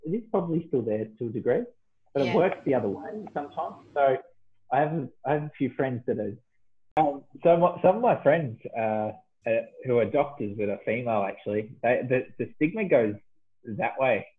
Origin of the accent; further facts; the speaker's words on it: Victoria, Australia; moved away as an adult; also born or lived in Perth; I moved back from Perth, back home to Victoria